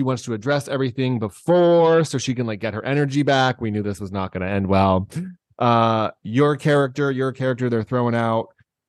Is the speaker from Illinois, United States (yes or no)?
yes; Chicago, Illinois, United States; Say shooting because I'm from Chicago and we don't perpetuate shootings in Chicago.